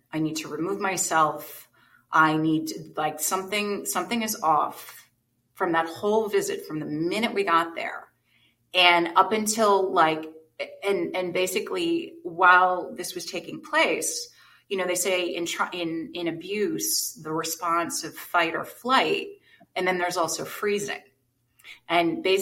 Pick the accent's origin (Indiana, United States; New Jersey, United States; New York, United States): New Jersey, United States; I grew up in New Jersey.